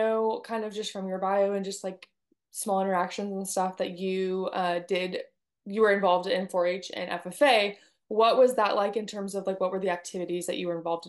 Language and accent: English; California, United States; now in Texas, United States; I grew up in California.